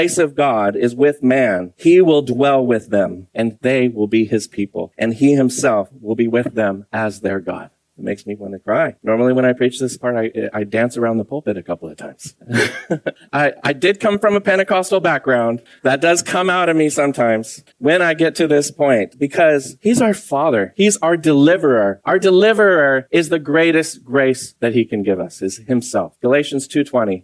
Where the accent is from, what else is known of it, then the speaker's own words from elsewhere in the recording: Santa Cruz, California, United States; I'm from Santa Cruz